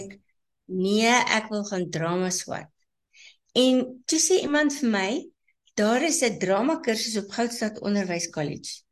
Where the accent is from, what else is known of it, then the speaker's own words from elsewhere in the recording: Nigel, Gauteng, South Africa; moved away as an adult; now in Johannesburg, South Africa; ek is gebore in Nigel.